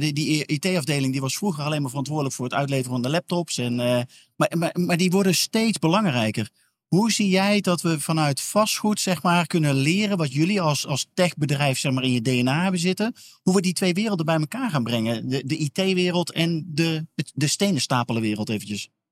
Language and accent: Dutch; Eindhoven, North Brabant, Netherlands; Ik ben geboren in, in Eindhoven. Of althans, opgegroeid in Eindhoven.